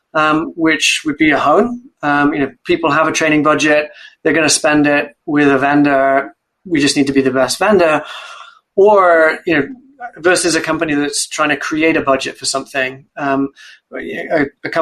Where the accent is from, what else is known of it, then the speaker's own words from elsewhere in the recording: Wales, United Kingdom; moved away as an adult; also born or lived in Cambridge; I grew up in Wales, a proud Welshman and Welsh rugby fan.